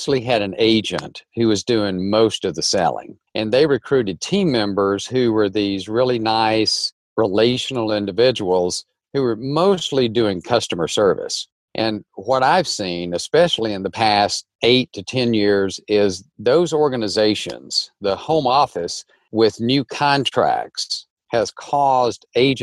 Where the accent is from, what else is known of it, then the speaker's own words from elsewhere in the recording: North Alabama, United States; moved away as an adult; also born or lived in Nashville; I grew up in North Alabama, very large family